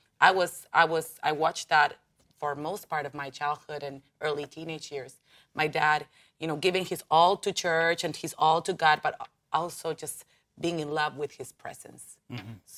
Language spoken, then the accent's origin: English; Buenos Aires, Argentina; first language Spanish; English is a second language; I'm from Buenos Aires.